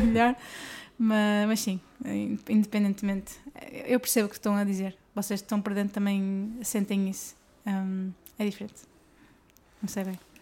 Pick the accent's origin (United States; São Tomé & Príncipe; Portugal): Portugal; Guimarães, Norte; eu sou do Norte